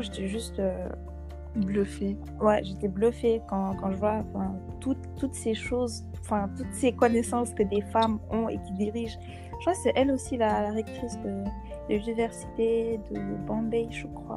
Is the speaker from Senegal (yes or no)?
yes; Senegal; chez nous au Sénégal